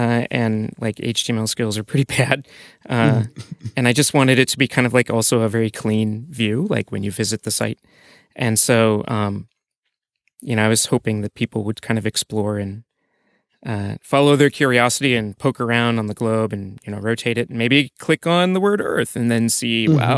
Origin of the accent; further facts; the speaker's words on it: Iowa, United States; moved away as an adult; I'm from Iowa in the United States originally, and graduated school, went to Microsoft, worked on compilers, developer tools, got tired of that after a little while, quit my job, moved to Tokyo to do something completely different.